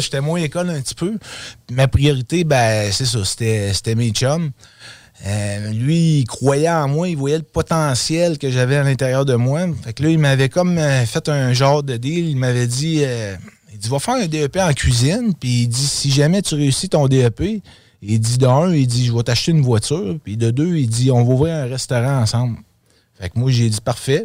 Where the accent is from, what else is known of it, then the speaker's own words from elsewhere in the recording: Quebec City, Quebec, Canada; also born or lived in Outaouais; je suis un gars de Québec. Dans le fond, j'ai grandi à Québec. Je suis né à Québec. Euh, moi, dans le fond, euh, j'ai été dans le l'Outaouais dans mon adolescence